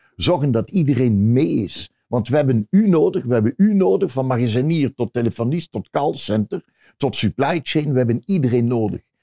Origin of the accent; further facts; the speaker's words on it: Ghent, Flanders, Belgium; Nee, ik ben niet van Antwerpen. Eh, ik ben van Gent